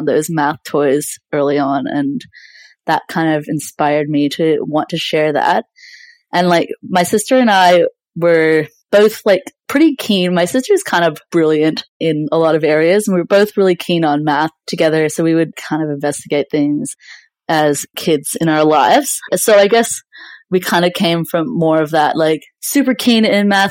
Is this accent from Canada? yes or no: yes; British Columbia, Canada; now in Melbourne, Australia; Yeah, I was born in BC in Canada and grew up there. So yeah, I lived on the West Coast for a very long time and in mountains as well. And I moved over to Australia about like 11 years ago. So yeah, I did most of my schooling in Canada.